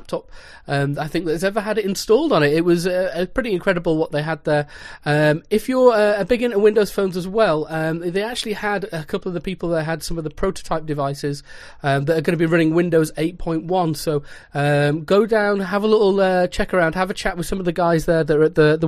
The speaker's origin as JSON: {"language": "English", "region": "North West England", "country": "United Kingdom", "said": "I hail from Sector 7G, or more commonly known as the northwest of England"}